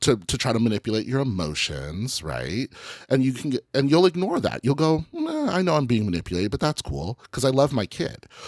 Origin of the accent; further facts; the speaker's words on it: Colorado, United States; I'm from Colorado